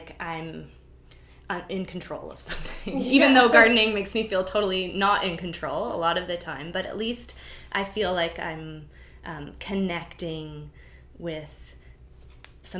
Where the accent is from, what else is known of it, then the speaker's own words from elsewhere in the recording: New Brunswick, Canada; moved away as an adult; also born or lived in Vancouver, British Columbia; now in Victoria, Canada; I was born in Vancouver, and I lived there till I was 5. And then my mom and I moved to New Brunswick, so coast to coast. And I lived there until I was 18